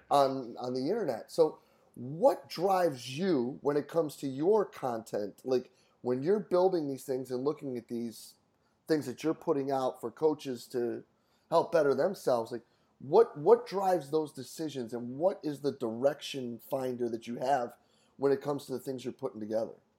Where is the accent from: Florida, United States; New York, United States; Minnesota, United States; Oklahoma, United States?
New York, United States; Rochester; moved away as an adult; also born or lived in Cortland, New York; I grew up in Rochester, did my undergrad at SUNY Cortland